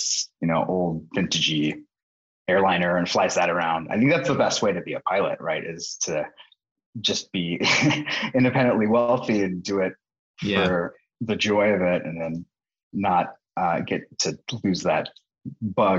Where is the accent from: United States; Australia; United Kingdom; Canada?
United States; Santa Barbara, California; also born or lived in New York; now in San Francisco, United States; I grew up in Santa Barbara and currently located in San Francisco, but with a couple of years in New York